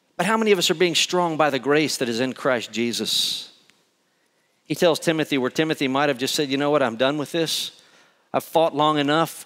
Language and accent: English; Conroe, Texas, United States; moved away; I grew up in Conroe